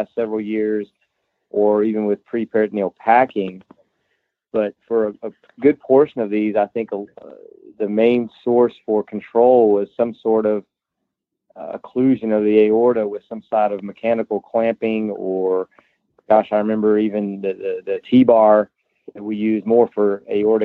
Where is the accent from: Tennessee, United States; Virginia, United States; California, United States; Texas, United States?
Tennessee, United States; Tri-Cities, East; moved away as an adult; now in Orlando, United States; I grew up in East Tennessee in an area called Tri-Cities